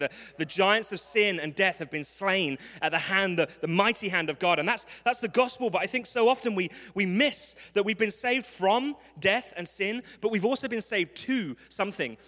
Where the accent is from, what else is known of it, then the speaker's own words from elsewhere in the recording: London, United Kingdom; accent: English; I am from London. This is not a speech impediment. This is an English accent.